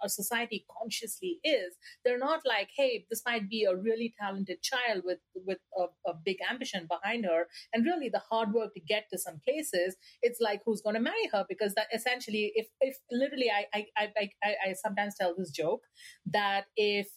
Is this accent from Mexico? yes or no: no; India; moved away as an adult; now in United States; I'm a woman of color. I'm Indian